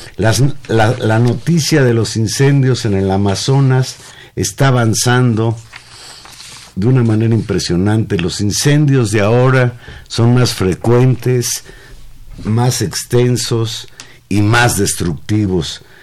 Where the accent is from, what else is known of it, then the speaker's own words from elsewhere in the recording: Mexico; los mexicanos también teníamos posibilidades